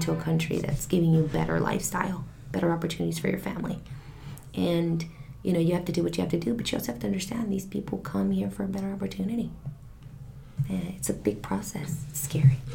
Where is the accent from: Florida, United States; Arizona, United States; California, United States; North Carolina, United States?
California, United States; Santa Barbara; also born or lived in Mexico City, Mexico; still very cultural and it's just kind of where I grew up